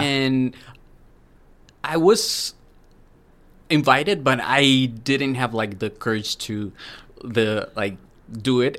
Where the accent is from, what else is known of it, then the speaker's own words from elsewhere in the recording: Medellin, Antioquia, Colombia; moved away as an adult; now in Cape Breton, Canada; I'm from a city. It's called Medellin.